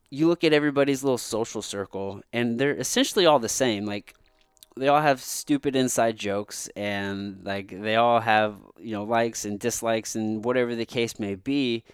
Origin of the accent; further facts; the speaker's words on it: Missouri, United States; I'm from a fucking dirt road in the backwoods of Missouri, from a small town, this, which actually, I grew up mostly on my grandmother's farm.